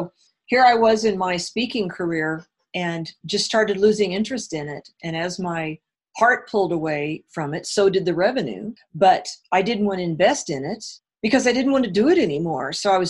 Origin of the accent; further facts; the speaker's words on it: Illinois, United States; Yep. I sure was. A small town way down south.